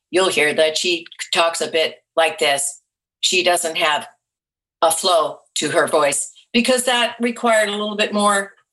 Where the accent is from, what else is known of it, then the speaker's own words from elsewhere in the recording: New England, United States; also born or lived in Vermont / Massachusetts / Rhode Island; Well, I was born in Vermont, but I lived there a very short time. I lived all over New England, outside of Boston, Massachusetts, and then outside of Providence, Rhode Island.